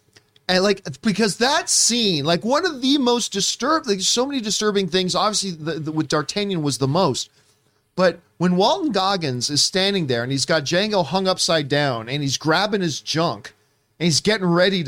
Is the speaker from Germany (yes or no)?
no; Australia; As an Aussie. I can't do the accent.